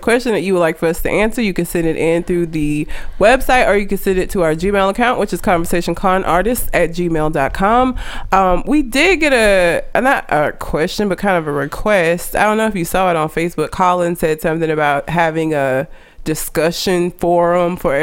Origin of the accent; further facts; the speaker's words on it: Alabama, United States; because I've lived here my whole life, so I'm not really sure why I wouldn't sound like I'm from Alabama